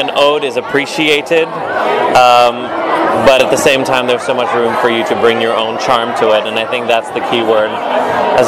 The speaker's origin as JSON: {"language": "English", "town": "Cape Town", "region": "Western Cape", "country": "South Africa", "tie": "born or raised there", "moved": "yes", "lives_now": "United States", "said": "Born and raised in South Africa, Cape Town. Came to the States in about 2005."}